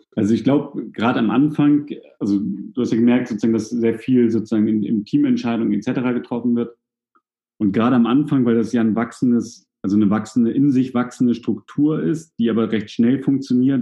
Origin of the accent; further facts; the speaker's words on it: Hamburg, Germany; now in Kiel, Germany; ich komme ja aus Hamburg, bin ja nach Kiel gezogen